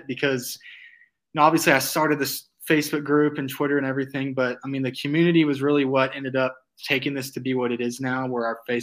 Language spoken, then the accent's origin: English; Fayetteville, Arkansas, United States; growing up in Fayetteville